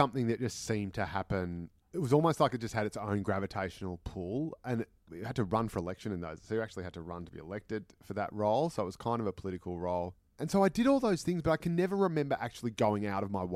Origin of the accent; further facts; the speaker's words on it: Dandenong, Victoria, Australia; We grew up in Dandenong, which is sort of way out on the fringe of Melbourne